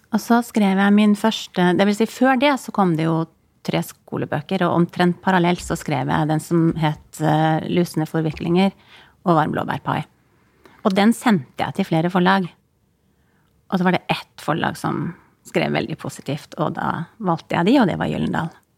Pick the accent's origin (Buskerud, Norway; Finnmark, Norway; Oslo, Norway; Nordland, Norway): Finnmark, Norway; Kirkenes; moved away; Jeg har ikke bodd i Finland, men i Kirkenes der jeg bodde, det var jo bare noen mil fra grensen.